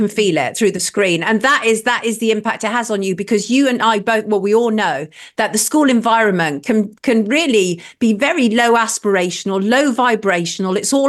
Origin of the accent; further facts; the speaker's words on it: Cotswolds, South West England, United Kingdom; moved away as an adult; also born or lived in London; Cotswolds, which was where I grew up. And so we moved back from London to the Cotswolds